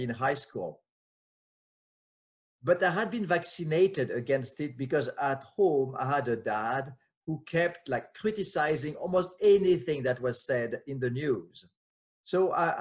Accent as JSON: {"language": "English", "country": "France", "tie": "born or raised there", "second_language": "English", "moved": "as an adult", "lives_now": "United States", "said": "I'm French, was born and raised in France"}